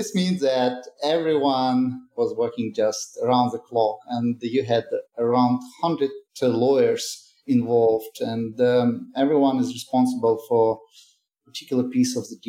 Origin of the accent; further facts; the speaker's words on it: Chechnya, Russia; also born or lived in Moscow / London / Dubai; now in New York, United States; I'm originally from Chechnya. It's a tiny region, formerly part of Russia. It's closer to Georgia. It was very famous in the 90s because of some tragic events. But I spent my childhood there, sometime in Moscow. Then I lived in London, in Dubai.